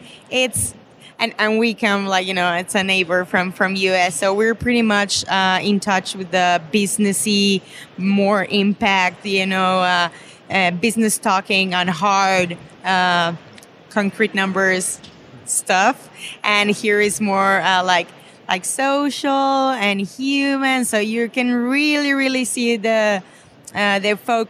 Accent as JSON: {"language": "English", "region": "Mexico City", "country": "Mexico", "said": "I'm from Mexico City."}